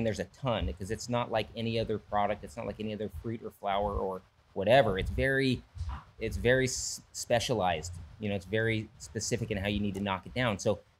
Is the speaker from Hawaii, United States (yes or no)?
yes; Hawaii, United States; born there; also born or lived in Europe / Valencia; I'm kind of army brat, you know, born in Hawaii, lived in Europe as a kid on base. You know, my parents settled down in Valencia in 85.